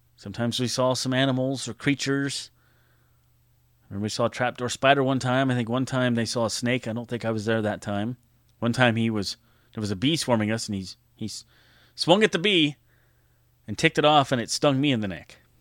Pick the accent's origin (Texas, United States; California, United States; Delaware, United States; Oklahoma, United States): California, United States; also born or lived in Nebraska; I grew up in California, born in Nebraska